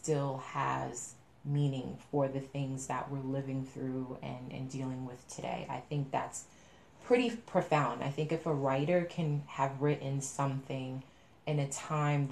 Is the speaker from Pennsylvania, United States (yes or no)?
no; New York, United States; I'm from New York